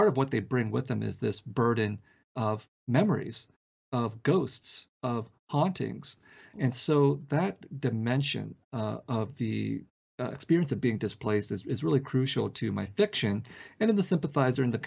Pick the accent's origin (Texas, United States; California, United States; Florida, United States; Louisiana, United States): California, United States; San Jose; born or raised there; also born or lived in Vietnam